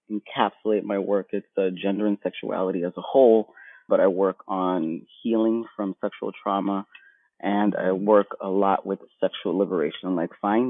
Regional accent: New York City, New York, United States; I was born and raised in Brooklyn, Bed-Stuy, New York

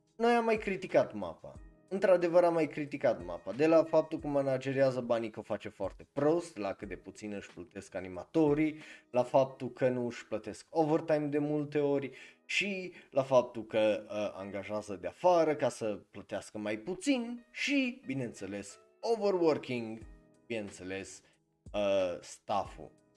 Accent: Cluj-Napoca, Cluj County, Romania; eu sunt din Cluj

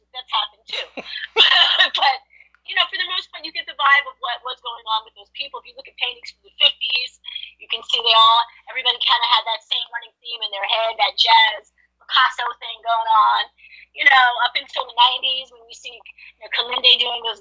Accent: New York City, New York, United States; I grew up in Manhattan. I grew up in New York.

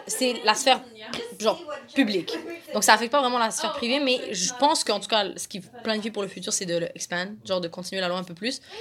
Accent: Laurentides, Quebec, Canada; also born or lived in Montreal; je suis partie de Montréal à environ 6-7 ans. Je suis allée habiter comme en région, de guillemets. Je suis habiter dans les Laurentides

